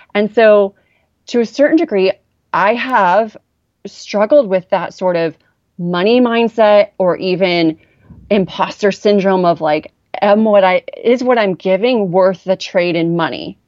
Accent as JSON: {"language": "English", "area": "Orange County", "region": "California", "country": "United States", "tie": "born or raised there", "said": "I grew up in Orange County, but I personally felt poor"}